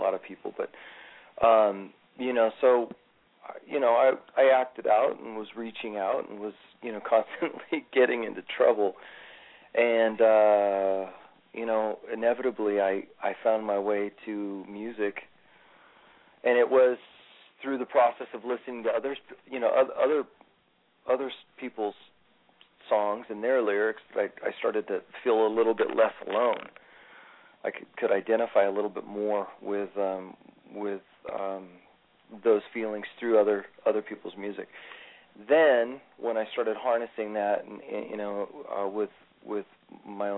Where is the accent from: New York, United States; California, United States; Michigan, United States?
California, United States; Sacramento; I grew up in Sacramento. In fact, both Doug and I are Sacramento natives